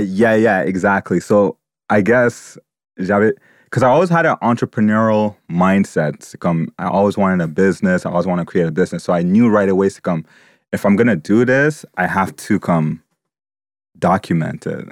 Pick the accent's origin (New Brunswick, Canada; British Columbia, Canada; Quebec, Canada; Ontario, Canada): Quebec, Canada; Montreal; I was born here in Montreal